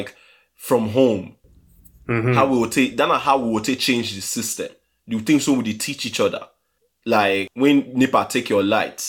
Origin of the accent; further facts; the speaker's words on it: Nigeria; as Nigerian